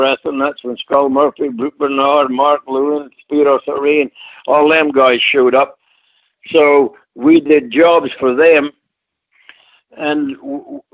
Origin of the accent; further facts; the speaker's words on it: Kirriemuir, Scotland, United Kingdom; moved away; also born or lived in Australia; I was born in a place called Kirriemuir, Scotland.